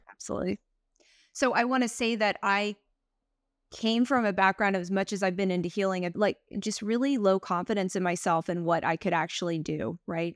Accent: Texas, United States; moved away as an adult; also born or lived in Greece / Taiwan / New York; I was born in Texas, and it's just a very kind of, the collective is quite a bit religious

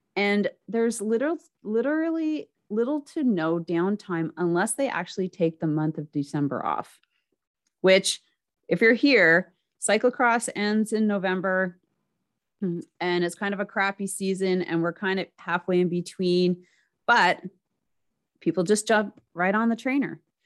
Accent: Canada; I'm a Canadian

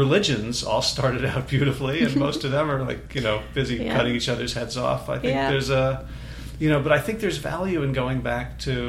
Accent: New Jersey, United States; now in North Carolina, United States; I grew up in New Jersey

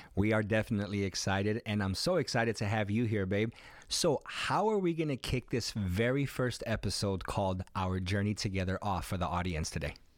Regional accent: Chicago, Illinois, United States; moved away as an adult; now in San Diego, United States; I was born here in sunny San Diego, California, where we currently reside, but I grew up in Humble Park, the west side of Chicago, from the age of two up until about seventeen or eighteen

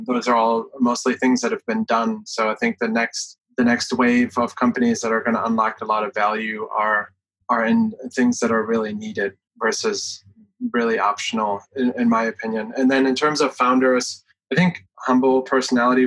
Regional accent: Germany; moved away as an adult; now in United States; I came from Germany, lived half of my life there, and have been in the US for 15 years.

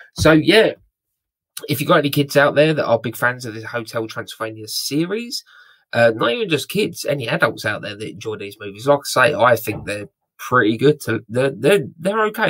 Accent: United Kingdom; I'm very British

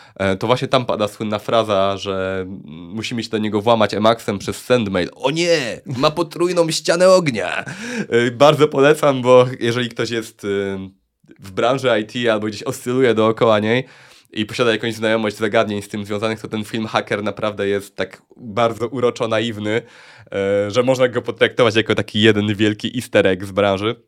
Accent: Luboń, Greater Poland, Poland; Pochodzę z Lubonia

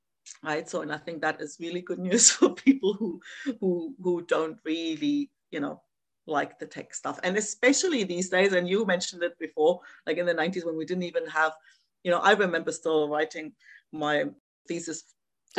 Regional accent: East Germany, Germany; moved away; I grew up in East Germany

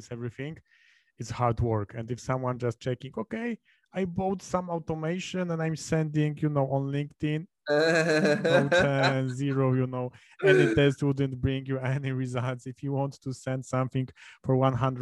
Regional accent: Poznań, Greater Poland, Poland; I'm from Poznań, so I'm really close to Germany.

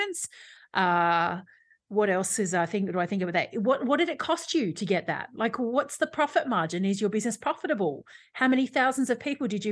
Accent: Australia

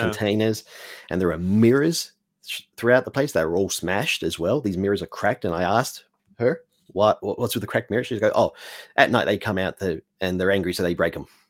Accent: Australia; also born or lived in Mexico; I'm an Australian

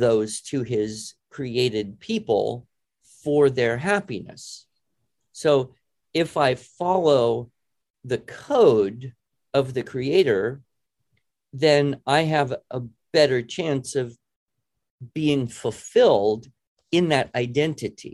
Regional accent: United States; I'm an American.

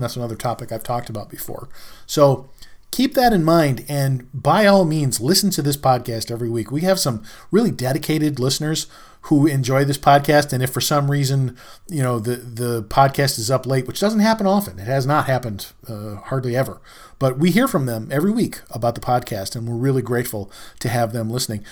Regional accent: New York, United States; I'm a New Yorker

